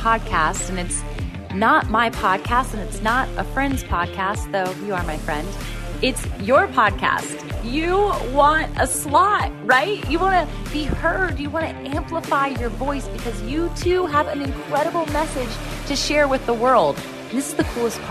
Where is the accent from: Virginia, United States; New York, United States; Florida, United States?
Virginia, United States; Virginia Beach; Virginia Beach, Virginia, and that's my hometown